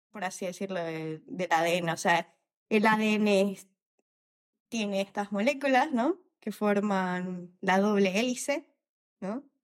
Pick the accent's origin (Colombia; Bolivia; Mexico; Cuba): Bolivia; soy de Bolivia.